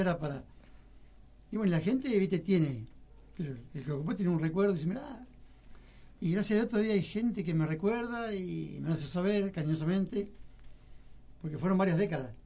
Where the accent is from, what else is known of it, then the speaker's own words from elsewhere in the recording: 25 de Mayo, Buenos Aires Province, Argentina; also born or lived in Lanús, Buenos Aires; yo viví en las 5 y 20